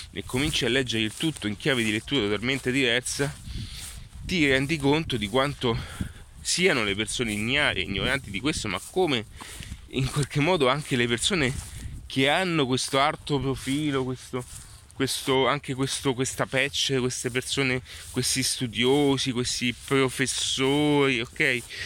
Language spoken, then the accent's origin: Italian; Italy; Sono nato in Italia